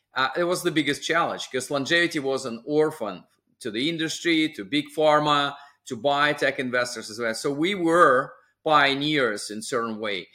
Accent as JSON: {"language": "English", "area": "small town on the Sea of Japan", "region": "Russian Far East", "country": "Russia", "tie": "born or raised there", "moved": "yes", "said": "my hometown was within the U S S R in the Far East, uh, just across California through Pacific Ocean"}